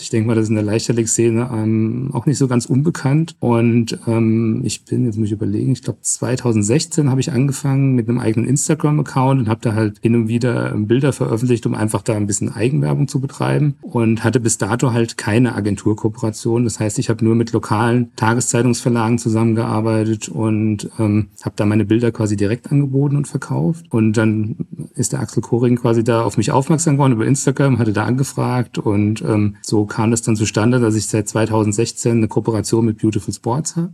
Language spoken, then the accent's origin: German; Trebur, Hesse, Germany; Ich bin jetzt schon seit über 20 Jahren in meinem Heimatverein beim TV Trebo im Vorstand aktiv